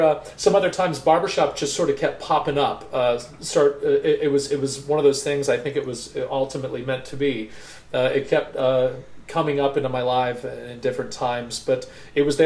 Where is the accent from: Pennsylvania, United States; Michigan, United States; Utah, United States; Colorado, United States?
Pennsylvania, United States; Hershey; moved away as an adult; also born or lived in Orange County, California; I'm born and raised in Hershey, Pennsylvania.